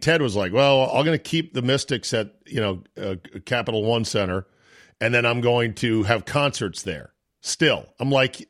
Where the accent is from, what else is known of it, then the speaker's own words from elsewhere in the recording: McLean, Virginia, United States; My best friend growing up in McLean